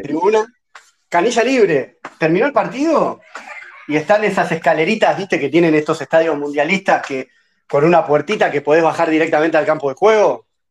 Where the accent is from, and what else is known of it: Argentina